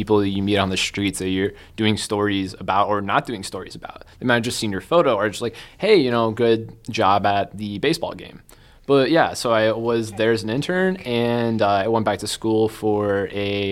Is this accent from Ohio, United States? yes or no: no; Boone, Iowa, United States; also born or lived in Ames, Iowa; I am from Boone, Iowa.